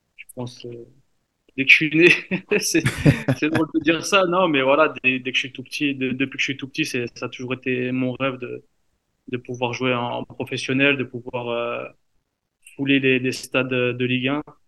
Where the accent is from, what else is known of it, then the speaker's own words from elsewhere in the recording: Paris, Île-de-France, France; now in Strasbourg, France; je suis parisien